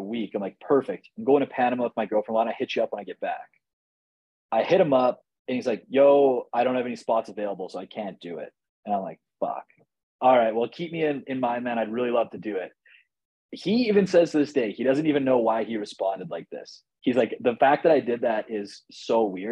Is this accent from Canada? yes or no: yes; Canada; I'm Canadian.